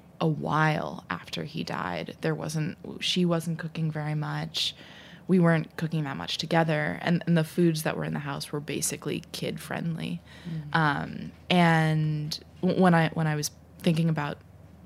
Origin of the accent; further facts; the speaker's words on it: New York, United States; I grew up in New York